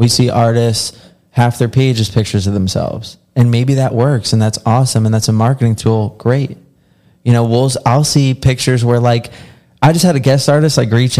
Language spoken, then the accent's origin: English; Philadelphia, Pennsylvania, United States; moved away; I grew up around Philly